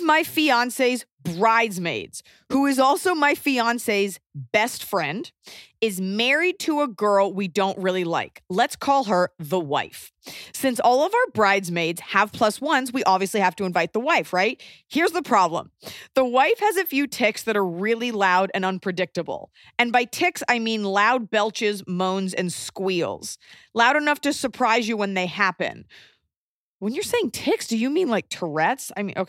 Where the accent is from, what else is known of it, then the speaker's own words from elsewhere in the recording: Wilmington, North Carolina, United States; now in Sweden; we plan our wedding to take place in my hometown of Wilmington, North Carolina for the following October, 2020.